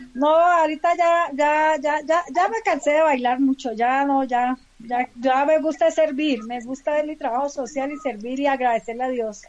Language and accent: Spanish; Palmira, Valle del Cauca, Colombia; now in Bogotá, Colombia; yo soy del Valle del Cauca, soy de Palmira